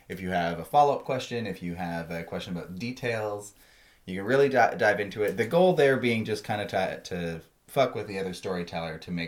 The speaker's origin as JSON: {"language": "English", "country": "Canada", "said": "I'm a Canadian"}